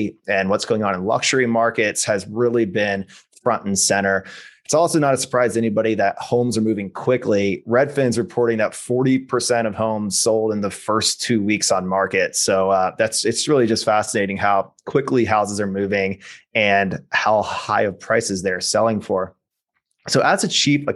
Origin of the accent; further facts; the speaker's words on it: Vero Beach, Florida, United States; That is my hometown. I grew up in Vero